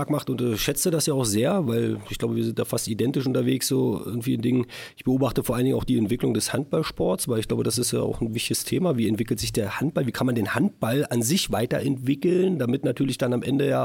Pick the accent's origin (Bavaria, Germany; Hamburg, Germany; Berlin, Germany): Berlin, Germany; now in Magdeburg, Germany; wo ich damals nach Magdeburg kam, ich komme aus Berlin, das war ja erstmal uh, doch ein bisschen kleiner.